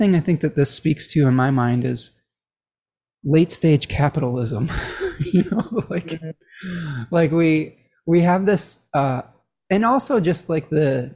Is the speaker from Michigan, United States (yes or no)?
yes; Michigan, United States; my home state of Michigan